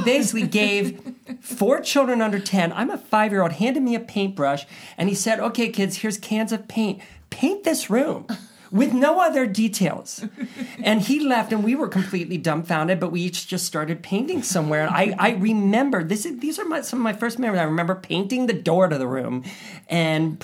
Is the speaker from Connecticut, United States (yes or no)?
no; Ohio, United States; I grew up in Ohio